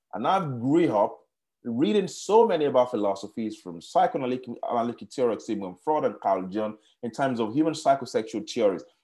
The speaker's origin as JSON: {"language": "English", "country": "Nigeria", "tie": "born or raised there", "also_born_or_lived": "Kenya", "moved": "yes", "said": "I grew up in Nigeria"}